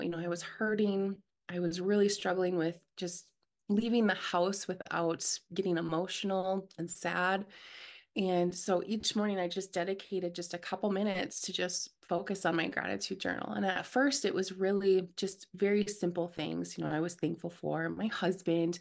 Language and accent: English; Minnesota, United States; I'm from Minnesota